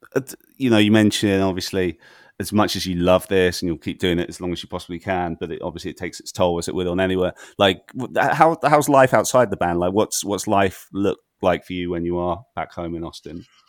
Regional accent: Brighton, South East England, United Kingdom; moved away; I'm originally from Brighton myself

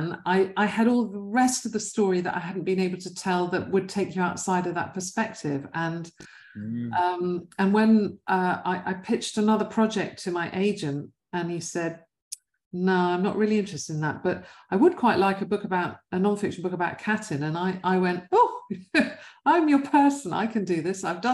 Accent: London, United Kingdom; West London, I was brought up in West London

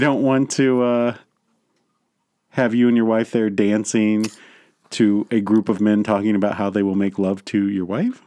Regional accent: United States; in my hometown of Virginia

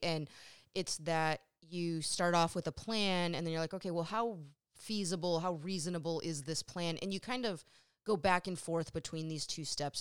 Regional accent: Sacramento, California, United States; also born or lived in New England; growing up in Sacramento

